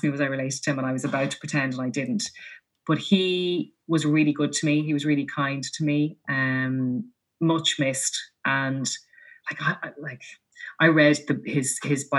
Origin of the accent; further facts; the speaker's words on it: Laois, Ireland; I grew up in Leash